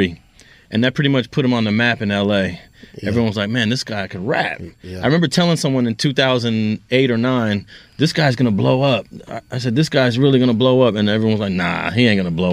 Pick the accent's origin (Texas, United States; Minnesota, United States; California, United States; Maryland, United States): California, United States; Los Angeles; born or raised there; also born or lived in New York